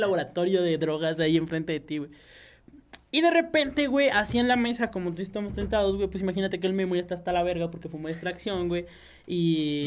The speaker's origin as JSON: {"language": "Spanish", "country": "Mexico", "said": "yo soy mexicano"}